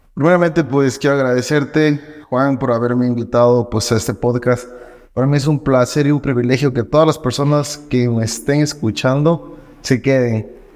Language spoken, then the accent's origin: Spanish; Loja, Ecuador; soy de Loja, orgullosamente lojano